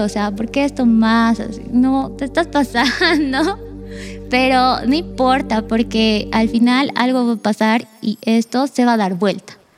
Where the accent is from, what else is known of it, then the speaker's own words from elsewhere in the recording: Argentina; yo nací en Argentina, vivía con mi mamá y mi abuela